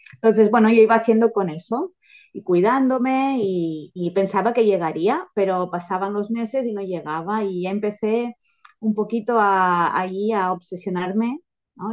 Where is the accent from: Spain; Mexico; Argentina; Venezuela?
Spain; Girona, Catalonia; vivo en Girona, en un pueblecito cerca de Girona, soy de Girona